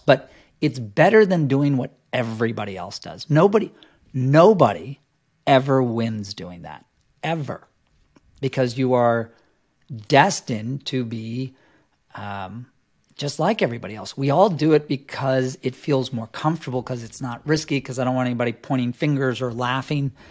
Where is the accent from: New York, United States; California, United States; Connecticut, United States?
New York, United States; New York City; I grew up in New York City